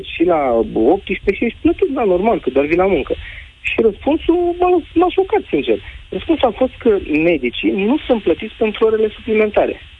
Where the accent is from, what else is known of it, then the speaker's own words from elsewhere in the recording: Romania; sunt din România